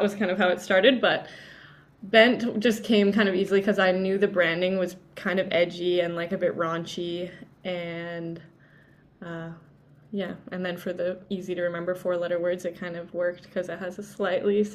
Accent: Canada; also born or lived in Vancouver, Canada / Toronto, Canada / Mexico; especially being Canadian

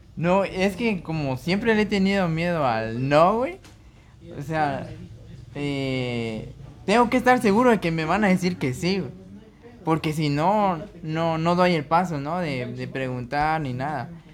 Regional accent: Mexico; Si, si les gusta nuestro acento

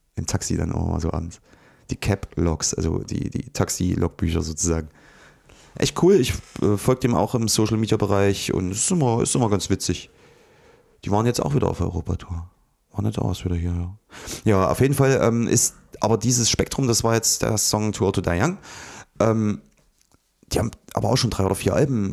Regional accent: Ohrdruf, Thuringia, Germany; in Ortruf bei mir im, ja, da wo ich aufgewachsen bin, so dieser Ort

